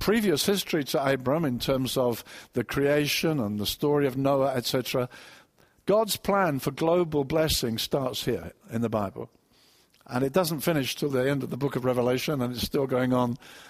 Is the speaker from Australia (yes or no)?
no; Brighton, South East England, United Kingdom; I come from Brighton